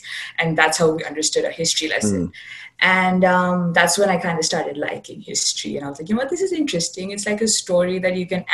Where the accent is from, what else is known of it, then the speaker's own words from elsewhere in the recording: India; moved away as an adult; also born or lived in New Delhi, India; now in Canada; I'm from India